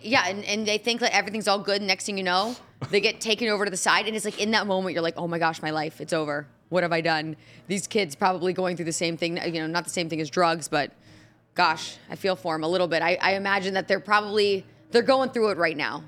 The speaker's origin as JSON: {"language": "English", "town": "Indianapolis", "region": "Indiana", "country": "United States", "moved": "yes", "lives_now": "Nashville, United States", "said": "I'm from Indianapolis"}